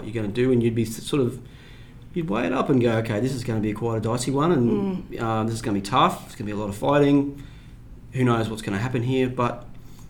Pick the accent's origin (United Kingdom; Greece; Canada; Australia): Australia; Mount Surprise, Queensland; moved away as an adult; also born or lived in Atherton Tablelands / Charters Towers; now in Sydney, Australia; I'm originally from North Queensland. I grew up in a little town called Mount Surprise.